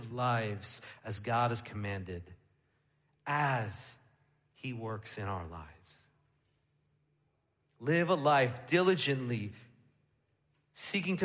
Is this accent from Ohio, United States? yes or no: no; New York, United States; moved away as an adult; where I grew up in New York